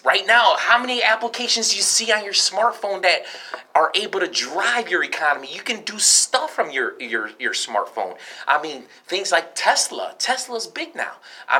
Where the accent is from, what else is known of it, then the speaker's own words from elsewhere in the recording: Chicago, Illinois, United States; also born or lived in Northwest Indiana; I was born in South Chicago Hospital.